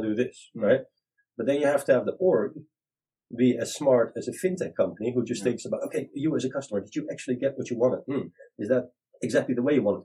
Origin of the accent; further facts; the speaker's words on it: Netherlands; I'm uh, 40 years old from Holland